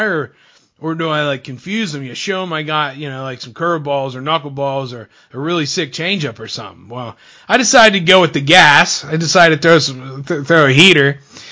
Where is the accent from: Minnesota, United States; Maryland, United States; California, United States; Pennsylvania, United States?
Pennsylvania, United States; State College; my hometown